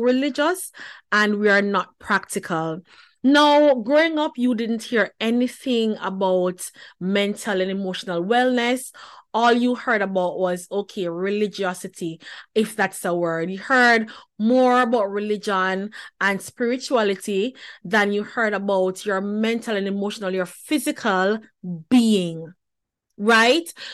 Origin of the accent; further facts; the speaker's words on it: Jamaica; moved away; born and raised in the Pentecostal church back in Jamaica